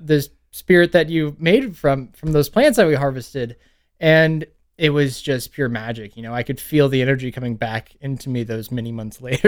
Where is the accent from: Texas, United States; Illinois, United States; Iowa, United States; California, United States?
Texas, United States; Pflugerville; moved away as an adult; now in Lafayette, United States; I grew up in Pflugerville until yeah. I was 18